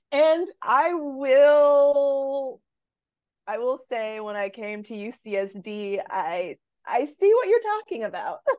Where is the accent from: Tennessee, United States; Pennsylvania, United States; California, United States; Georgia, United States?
California, United States; Inglewood; also born or lived in Salt Lake City, Utah / New England; I'm from Inglewood, California.